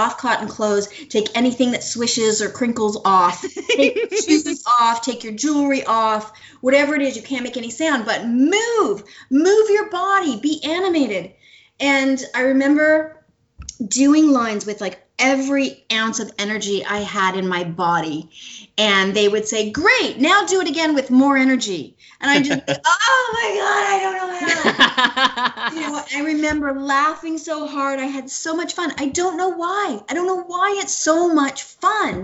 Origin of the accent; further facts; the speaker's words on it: Canada; moved away as an adult; I was from Canada